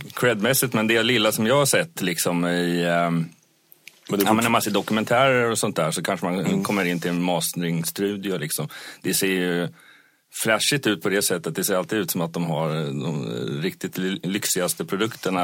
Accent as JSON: {"language": "Swedish", "region": "Småland", "country": "Sweden", "moved": "yes", "said": "jag kommer ju själv ner från Småland"}